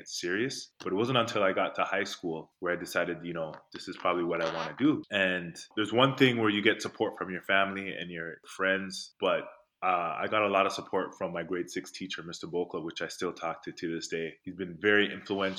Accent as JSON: {"language": "English", "town": "Toronto", "region": "Ontario", "country": "Canada", "tie": "born or raised there", "also_born_or_lived": "North York", "said": "I grew up in Rexdale. I think I was in grade 2 where I moved from North York, and I moved to Rexdale, which is where I spent most of the years growing up."}